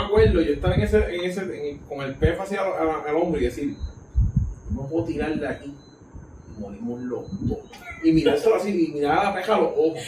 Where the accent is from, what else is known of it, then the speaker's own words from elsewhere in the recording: Puerto Rico; yo soy de Puerto Rico